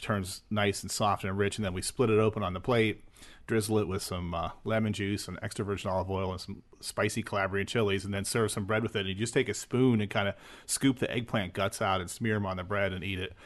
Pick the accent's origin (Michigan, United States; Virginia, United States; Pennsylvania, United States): Pennsylvania, United States; Western; moved away as an adult; also born or lived in San Francisco Bay Area; now in Pittsburgh, United States; I'm from Western Pennsylvania.